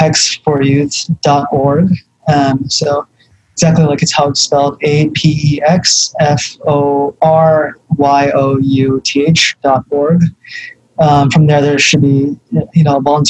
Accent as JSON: {"language": "English", "town": "New York City", "region": "New York", "country": "United States", "tie": "born or raised there", "said": "I grew up in the Bronx"}